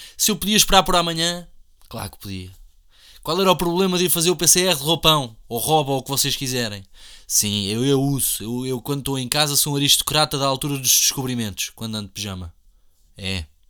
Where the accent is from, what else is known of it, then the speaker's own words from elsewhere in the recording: Portugal; somos portugueses ou não somos portugueses